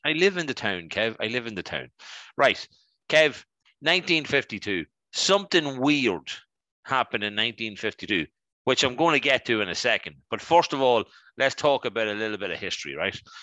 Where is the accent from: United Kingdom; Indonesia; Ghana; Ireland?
Ireland; Dundalk, County Louth; we lived out in the countryside outside of our lovely town of Dundalk